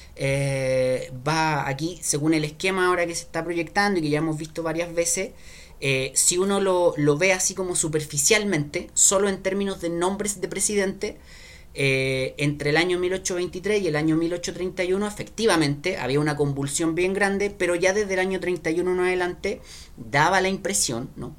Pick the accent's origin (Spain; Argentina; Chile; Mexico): Chile; como chileno